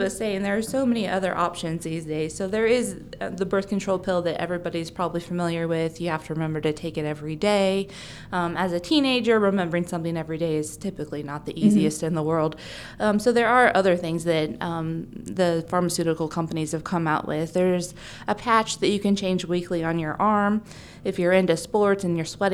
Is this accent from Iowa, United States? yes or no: yes; Bedford, Iowa, United States; I grew up in Bedford Gravity area, so I am a local and was born at this hospital.